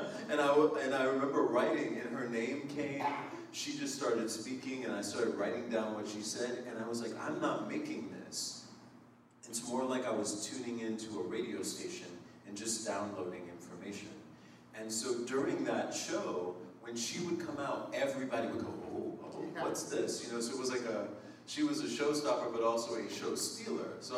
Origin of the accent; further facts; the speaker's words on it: Springfield, Massachusetts, United States; I grew up in Springfield, Mass, in Western Mass